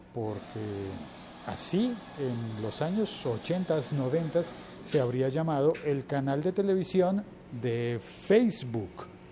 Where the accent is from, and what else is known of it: Colombia